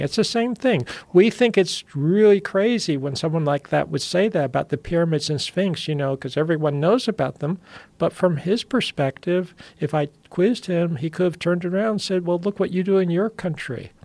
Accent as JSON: {"language": "English", "country": "United States", "said": "I'm American"}